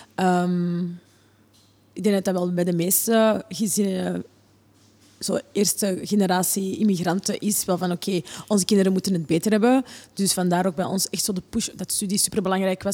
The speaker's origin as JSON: {"language": "Dutch", "town": "Oostmalle", "region": "Flanders", "country": "Belgium", "tie": "born or raised there", "also_born_or_lived": "Borgerhout, Antwerp", "moved": "as an adult", "lives_now": "Antwerp, Belgium", "said": "ik kwam uit de Kempen. Ehm, ik woonde, we woonden in Oostmalle. En um, letterlijk, de school was achter onze tuin"}